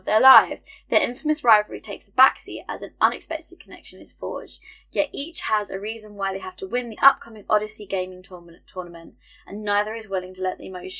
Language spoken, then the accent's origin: English; United Kingdom; we're British and the cues are a part of our culture